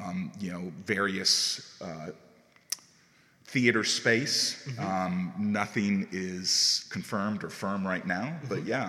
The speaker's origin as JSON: {"language": "English", "town": "Chamblee", "region": "Georgia", "country": "United States", "tie": "born or raised there", "said": "I've been in the area my whole life. I've been in Huntley Hills for 22 years now"}